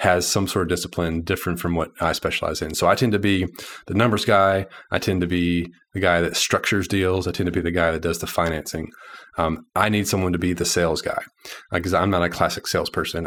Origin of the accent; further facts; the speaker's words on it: Arkansas, United States; also born or lived in Little Rock, Arkansas; I'm from Arkansas. I live in Little Rock, Arkansas.